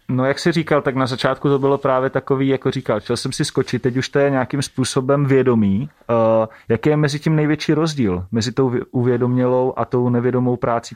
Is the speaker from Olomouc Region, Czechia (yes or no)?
yes; Šumperk, Olomouc Region, Czechia; všichni tři pocházíme ze stejného města, ze Šumperka